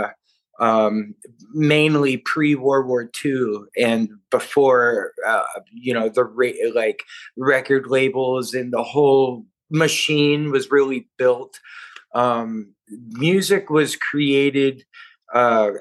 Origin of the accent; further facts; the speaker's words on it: Nashville, Tennessee, United States; I grew up right outside of Nashville in a just real kind of hillbilly poverty